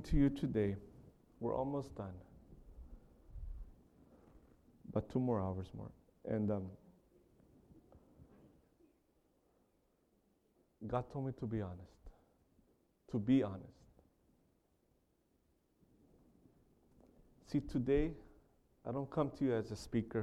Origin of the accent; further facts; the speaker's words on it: Carlsbad, California, United States; I grew up in a city called Carlsbad in California. I was born and raised in California